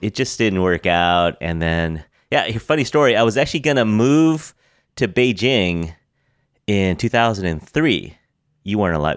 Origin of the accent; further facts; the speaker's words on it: United States; I'm really American.